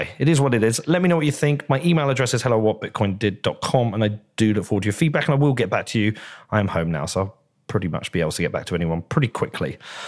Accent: Bedford, East of England, United Kingdom; I actually traveled to my hometown of Bedford

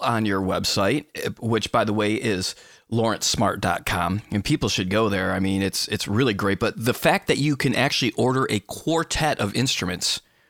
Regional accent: Bay City, Michigan, United States; I was from Michigan. So, you know, some guy, I was born in a little place called Bay City

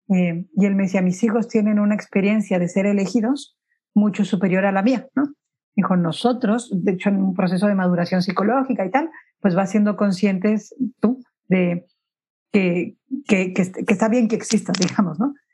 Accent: Mexico; now in Spain; yo soy mexicana, pero vivo en España

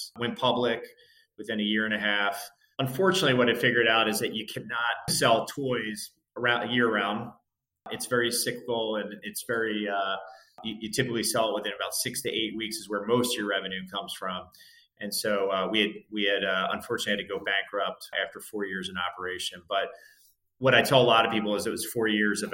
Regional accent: New Jersey, United States; moved away as an adult; also born or lived in Santa Clara; I grew up in South New Jersey, right by Philadelphia.

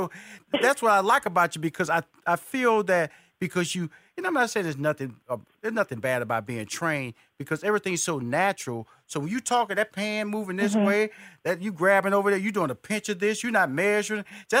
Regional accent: New Orleans, Louisiana, United States; I'm so from New Orleans area.

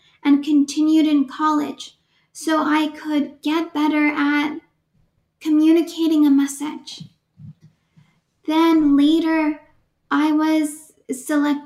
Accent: Oakland, California, United States; I was born and raised in Oakland, California.

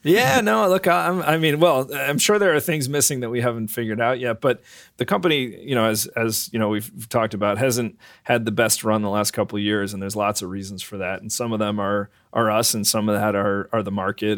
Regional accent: Brookfield, Connecticut, United States; I grew up in Brookfield, Connecticut

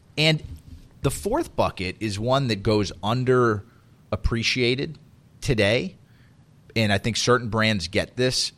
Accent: Miami, Florida, United States; I grew up in Miami

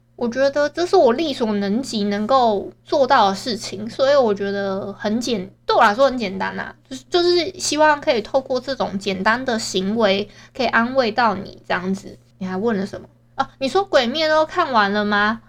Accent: Hualien County, Taiwan; 我们都是花莲人嘛

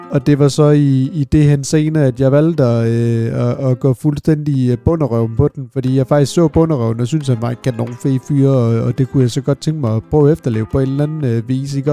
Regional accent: Svendborg, Southern Denmark, Denmark; Jeg er født og opvokset ned på Fyn, øh, ned omkring Svendborg-regionen

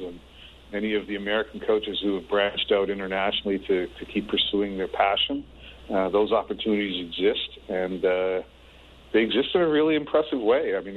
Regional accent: Canada; moved away as an adult; I'm a Canadian

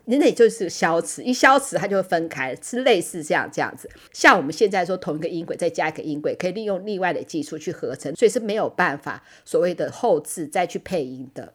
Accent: Taiwan; 我其实就是一个土生土长的，的那个台湾人

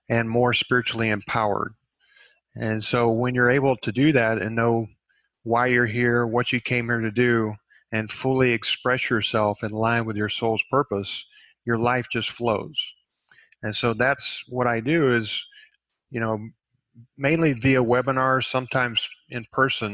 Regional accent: Texas, United States; I grew up in Texas, and Texas is kind of an alpha state in itself.

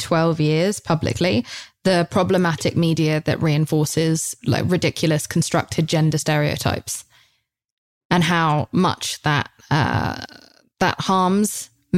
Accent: United Kingdom; moved away as an adult; now in United States; over in Britain. Like, that's just how we are.

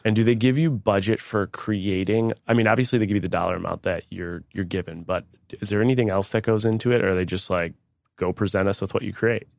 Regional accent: Buffalo, New York, United States; Buffalo, New York. That's my hometown

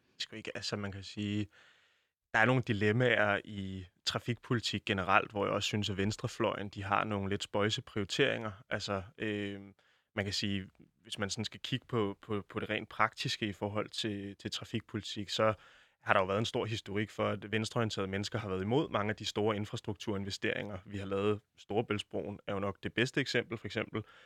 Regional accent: Denmark; som dansker

